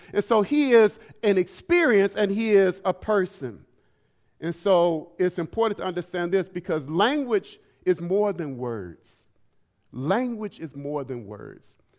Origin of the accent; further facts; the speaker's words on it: Alabama, United States; also born or lived in Sanford, Florida; now in Detroit, United States; Alabama, which is where I was born